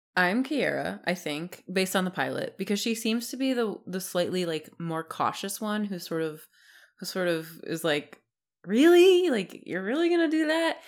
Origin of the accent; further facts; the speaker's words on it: New Jersey, United States; even though I'm from New Jersey, my family hates the beach